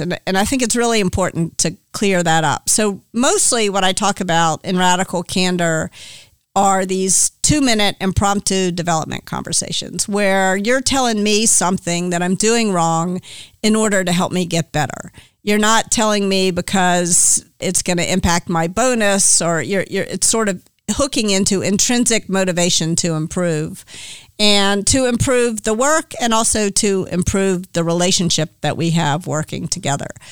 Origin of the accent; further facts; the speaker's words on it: Memphis, Tennessee, United States; moved away as an adult; also born or lived in New York; now in California, United States; I grew up in Memphis, Tennessee